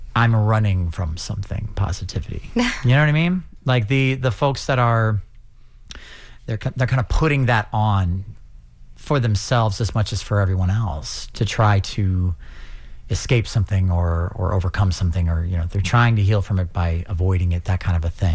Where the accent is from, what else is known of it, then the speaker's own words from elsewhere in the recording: St. Louis, Missouri, United States; now in St. Petersburg, United States; I'm from St. Louis, Missouri. I live in St. Petersburg now for the past couple of years.